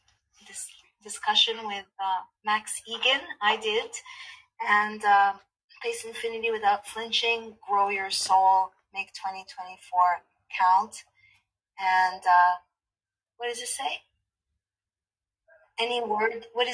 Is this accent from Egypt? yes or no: yes; Egypt; English is a second language; I will see you in a month, inshallah, as we say in my home country of Egypt.